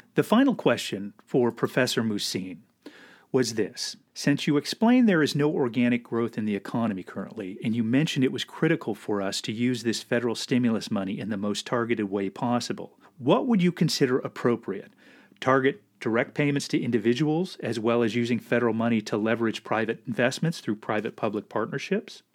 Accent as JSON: {"language": "English", "region": "Alaska", "country": "United States", "tie": "born or raised there", "said": "growing up in Alaska"}